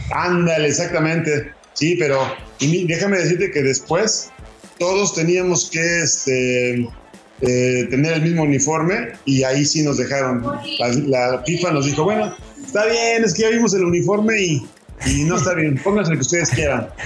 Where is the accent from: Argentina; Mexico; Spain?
Mexico; como mexicano que soy